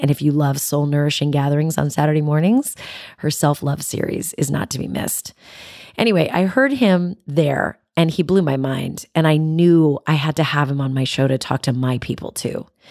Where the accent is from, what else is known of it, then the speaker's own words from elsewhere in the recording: San Jose, California, United States; my hometown, San Jose